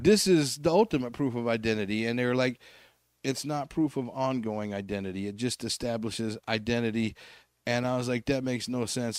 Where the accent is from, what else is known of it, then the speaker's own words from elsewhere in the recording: Salt Lake City, Utah, United States; I grew up in Glendale here